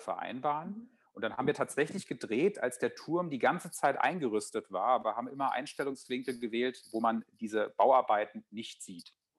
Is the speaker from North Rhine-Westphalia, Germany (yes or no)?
no; Friedberg, Hesse, Germany; moved away; nach zehn Jahren Wanderschaft hatte ich das Bedürfnis, wieder in die Heimat zurückzukehren